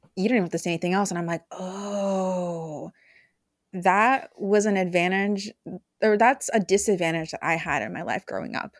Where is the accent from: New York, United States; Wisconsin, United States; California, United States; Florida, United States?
California, United States; Bay Area; also born or lived in Idaho / Mexico; I grew up in California, Bay Area